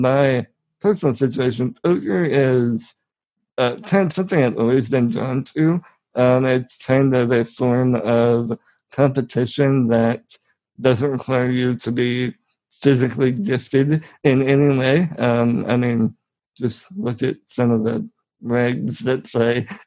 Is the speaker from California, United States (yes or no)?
no; 200 miles south of Chicago, Illinois, United States; I'm from 200 miles straight south of Chicago